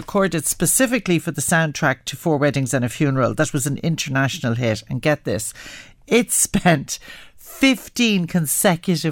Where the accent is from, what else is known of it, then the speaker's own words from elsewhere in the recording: Ireland; as Irish people